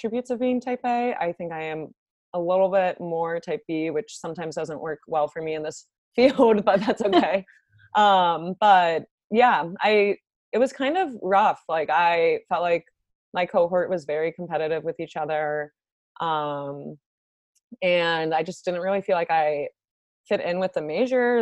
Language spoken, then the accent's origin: English; Northern Virginia, United States; I grew up in Northern Virginia, went to school at Virginia Tech, and then matched for my dietetic internship at UVA. And now I'm back in Virginia. So I've basically been in Virginia my whole life